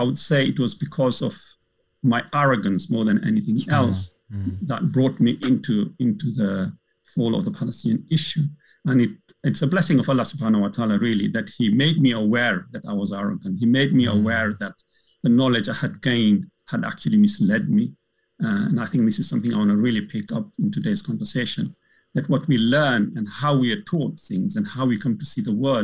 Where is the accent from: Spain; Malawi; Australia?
Malawi; now in United Kingdom; Coming from an African background, I'm originally from Malawi